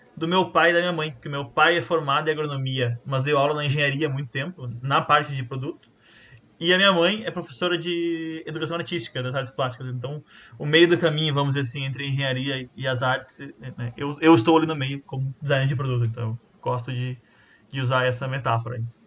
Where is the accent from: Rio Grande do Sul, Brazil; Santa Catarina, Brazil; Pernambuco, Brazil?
Rio Grande do Sul, Brazil; Santa Maria; moved away as an adult; now in Porto Alegre, Brazil; Eu sou natural de Santa Maria também, mais precisamente do bairro Camobi, o maior bairro do mundo.